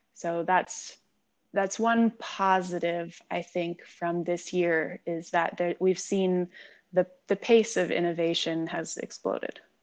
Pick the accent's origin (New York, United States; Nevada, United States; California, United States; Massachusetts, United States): California, United States; San Diego; also born or lived in Los Angeles; I was born in the Los Angeles area, but I've lived in San Diego since I was six, so I would consider myself a San Diegan for sure